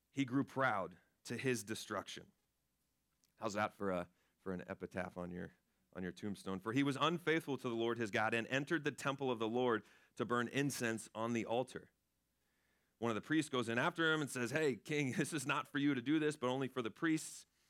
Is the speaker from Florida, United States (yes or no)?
yes; Florida, United States; I grew up in Florida